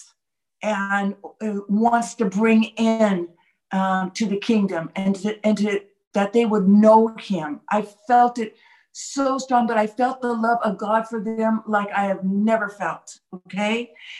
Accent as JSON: {"language": "English", "country": "United States", "also_born_or_lived": "Jerusalem", "moved": "yes", "lives_now": "Galilee, Israel", "said": "I'm of course, am just the American person, just American"}